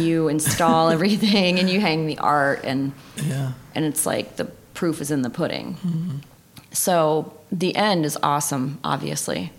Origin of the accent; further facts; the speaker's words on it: Tennessee, United States; moved away as an adult; also born or lived in Miami, Florida; now in Grand Rapids, United States; So I was born in Miami, but I was raised in Tennessee